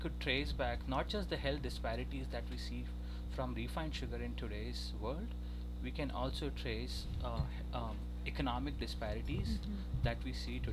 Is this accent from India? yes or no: yes; India; moved away as an adult; also born or lived in New Orleans; now in Austin, United States; Originally, I'm from India